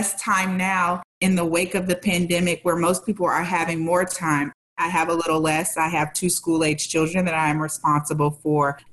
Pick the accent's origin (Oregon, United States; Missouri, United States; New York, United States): Missouri, United States; St. Louis; I'm from the Midwest. I grew up in St. Louis